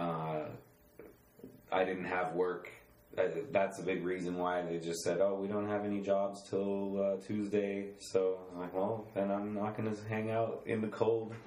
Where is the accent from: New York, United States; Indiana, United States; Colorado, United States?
Colorado, United States; Boulder; moved away as an adult; also born or lived in Switzerland; I was born and raised in Boulder, Colorado